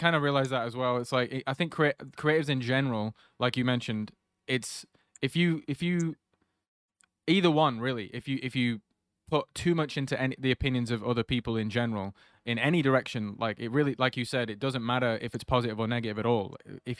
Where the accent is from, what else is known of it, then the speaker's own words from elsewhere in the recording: Preston, North West England, United Kingdom; Even if I'm literally at a club in Preston, they're like, oh, where are you from? And I'm like, Preston. Like, oh, wait, have you lived here your whole life? I'm like, yeah.